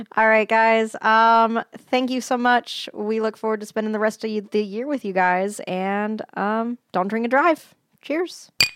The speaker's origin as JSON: {"language": "English", "town": "Denver", "region": "Colorado", "country": "United States", "tie": "born or raised there", "moved": "yes", "said": "my hometown"}